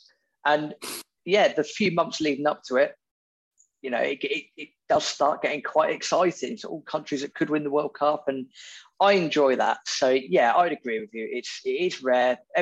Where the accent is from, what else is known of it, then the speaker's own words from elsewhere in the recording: England, United Kingdom; as you can tell from the accent, I am from England